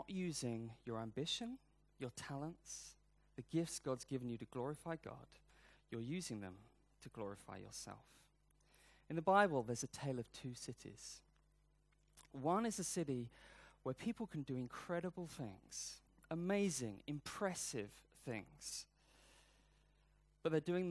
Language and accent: English; United Kingdom; I'm British, I'm not American